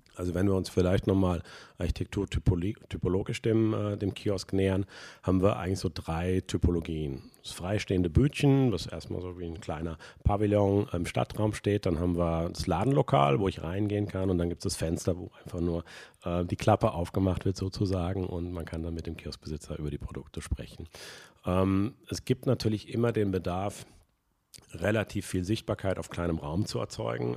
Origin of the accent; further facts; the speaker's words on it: Cologne, North Rhine-Westphalia, Germany; bei uns in Köln